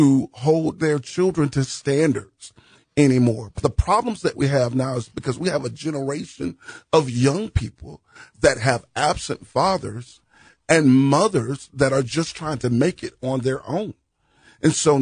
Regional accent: Jacksonville, Florida, United States; I grew up in Jacksonville.

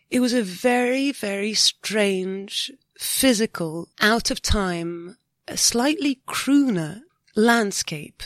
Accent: France; we haven't got many karaoke's in France

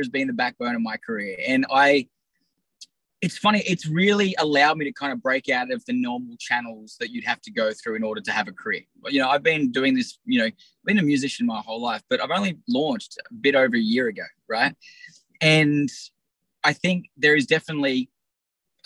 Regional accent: Australia; I'm from Australia

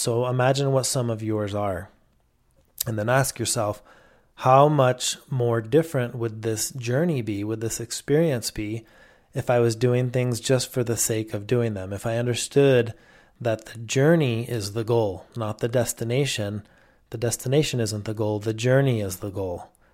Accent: Mexico; where I grew up in Mexico

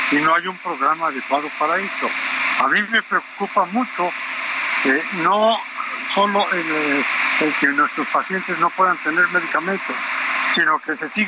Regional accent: Mexico; porque soy mexicano

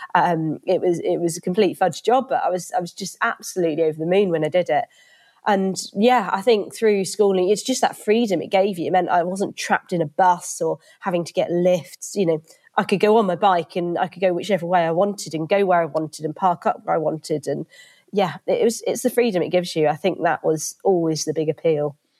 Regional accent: Reading, South East England, United Kingdom; moved away as an adult; also born or lived in Edinburgh; now in Derby, United Kingdom; I grew up in Reading

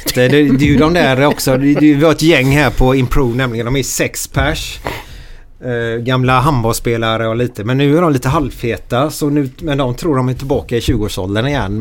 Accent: Gothenburg, Västra Götaland, Sweden; där jag växte upp i Frölunda

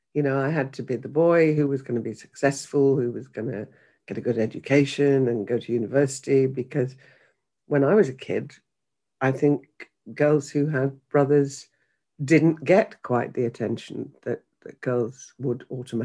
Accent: Yorkshire and the Humber, United Kingdom; she didn't want me to have a broad Yorkshire accent, so she sent me for elocution lessons.

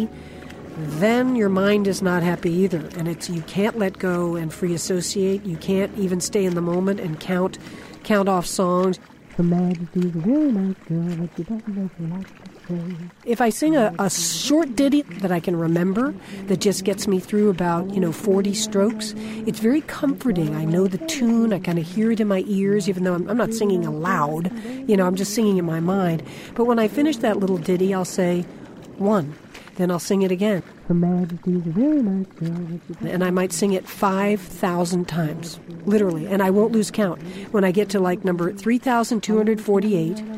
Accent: Florida, United States; I grew up in Florida, right on the ocean.

